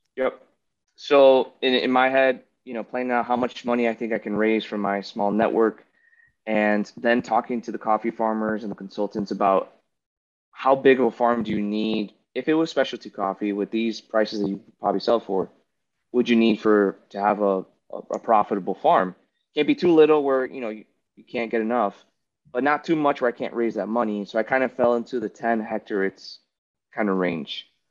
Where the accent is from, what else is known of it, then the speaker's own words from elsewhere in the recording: United States; I'm American, right? I'm spoiled.